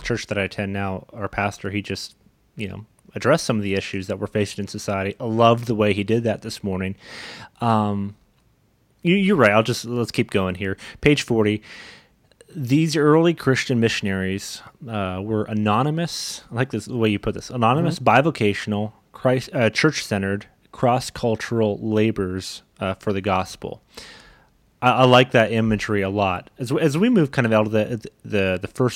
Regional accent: Canada; I grew up in Canada

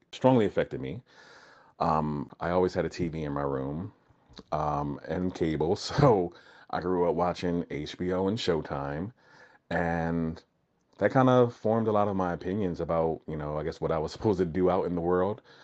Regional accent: New Jersey, United States; I was born and raised in New Jersey, uh, but my family's from Florida and Alabama

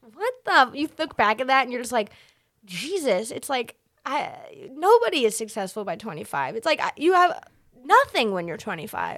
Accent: Massachusetts, United States; now in New York, United States; I'm originally from Massachusetts, but I didn't start there

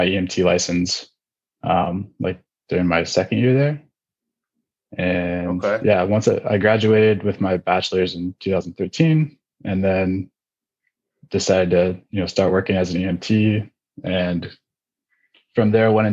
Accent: California's Bay Area, United States; I'm originally from California, more specifically California's Bay Area. If you know where Oakland, Berkeley, those kind of bigger cities are, I'm like 15, 20 minutes east of there is where I grew up

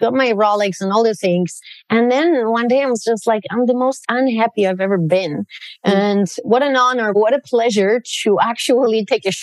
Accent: Poland; moved away; I grew up in Poland. I'm 100% Polish

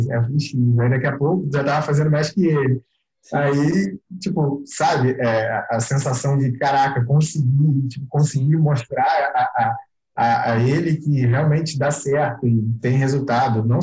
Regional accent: Rio de Janeiro, Brazil; eu vou mudar, vou pro Rio, eu é, sou do Rio, mas eu sou do interior do Rio, vou pro, pra capital

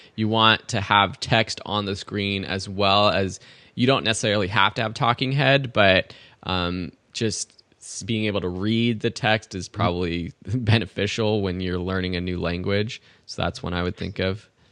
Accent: Southern California, United States; as a kid, I didn't travel really that much except for around California, Grand Canyon, those kind of T- typical close places from anyone for anyone growing up in SoCal

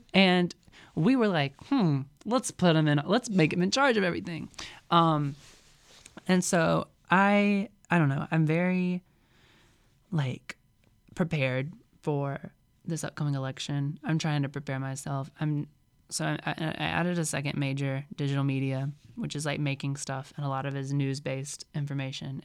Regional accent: Mississippi, United States; moved away as an adult; I was from Mississippi

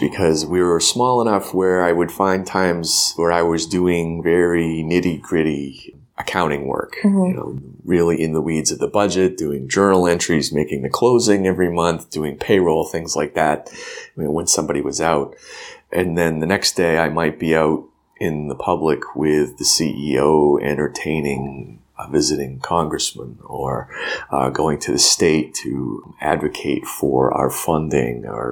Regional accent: New Hampshire, United States; I'm from New Hampshire

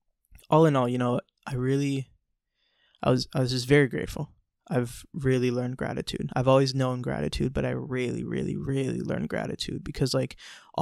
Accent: United States; growing up in America

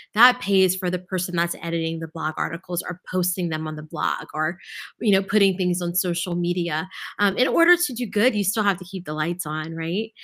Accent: Lafayette, Louisiana, United States; I grew up in Lafayette

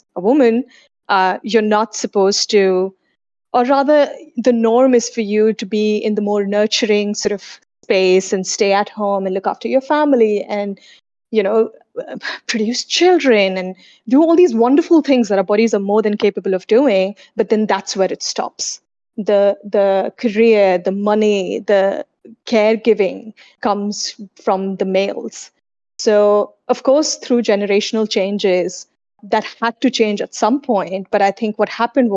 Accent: India; also born or lived in Sydney, Australia; now in Singapore; before I lived in Sydney, I lived in India where I was born and raised

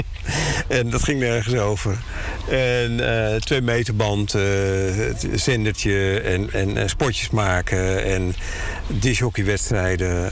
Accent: Netherlands; wij als Nederlander

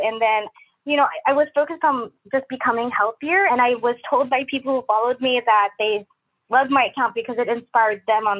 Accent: Philippines; moved away; especially when I moved here from Philippines. It became like a new place to me and I didn't have that many friends.

